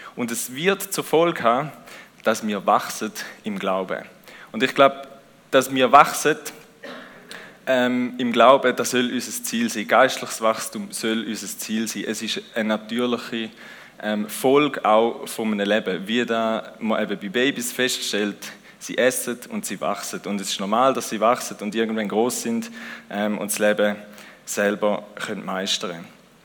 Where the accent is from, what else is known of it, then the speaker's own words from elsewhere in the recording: Switzerland; Wir sind auch Schweizer